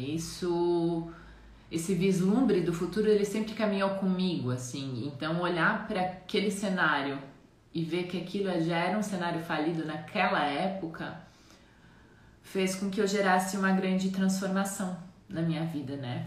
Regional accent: Jaraguá do Sul, Santa Catarina, Brazil; also born or lived in Mato Grosso do Sul; nascida no Mato Grosso do Sul, mas fui criada aqui em Santa Catarina. Atualmente eu moro em Santa Catarina, na cidade que eu cresci, que é Jaraguá do Sul

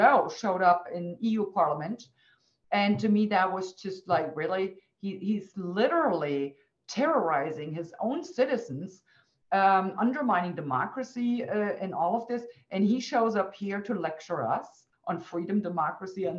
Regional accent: Western Germany, West Germany, Germany; I was born and raised in Western Germany.

